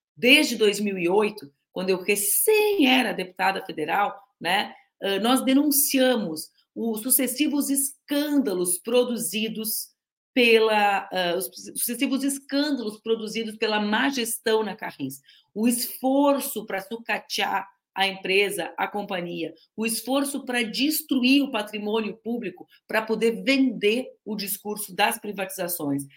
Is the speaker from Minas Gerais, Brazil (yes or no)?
no; Porto Alegre, Rio Grande do Sul, Brazil; eu sou porto-alegrense